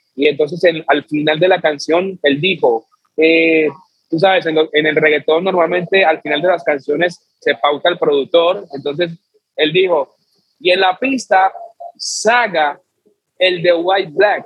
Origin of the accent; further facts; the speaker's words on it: Chocó, Colombia; soy de Chocó